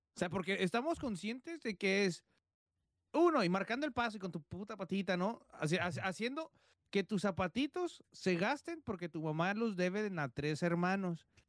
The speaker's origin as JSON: {"language": "Spanish", "town": "Tijuana", "region": "Baja California", "country": "Mexico"}